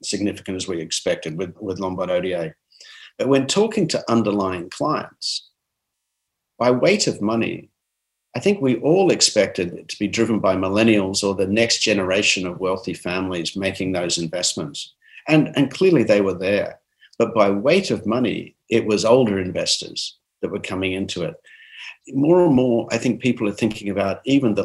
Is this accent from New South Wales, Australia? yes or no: yes; Armidale, New South Wales, Australia; I'm from Armidale, New South Wales.